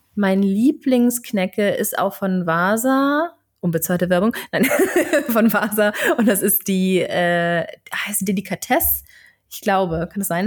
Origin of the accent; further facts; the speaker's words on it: Germany; als Deutsche